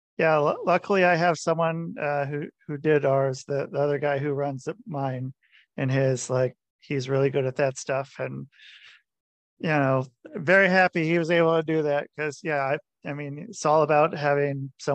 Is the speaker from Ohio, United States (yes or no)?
yes; Cincinnati, Ohio, United States; I was born in Cincinnati.